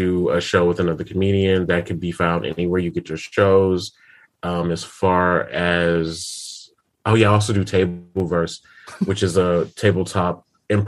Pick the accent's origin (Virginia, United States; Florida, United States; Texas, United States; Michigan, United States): Michigan, United States; I'm from Michigan